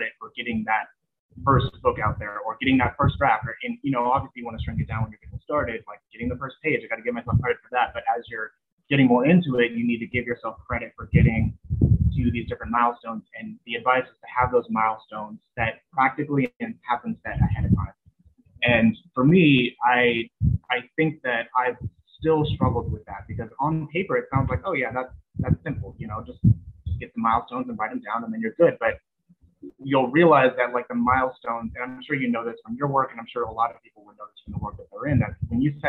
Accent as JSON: {"language": "English", "town": "San Bernardino", "region": "California", "country": "United States", "tie": "born or raised there", "also_born_or_lived": "high desert area, California", "said": "I'm from San Bernardino"}